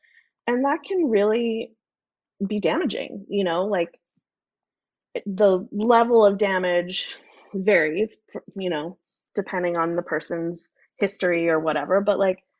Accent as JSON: {"language": "English", "town": "New York City", "region": "New York", "country": "United States", "tie": "born or raised there", "moved": "yes", "lives_now": "Idaho, United States", "said": "I'm from New York City. I grew up in New York City"}